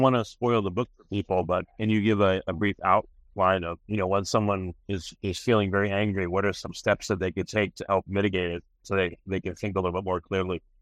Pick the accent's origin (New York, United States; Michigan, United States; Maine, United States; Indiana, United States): New York, United States; moved away; I'm from New York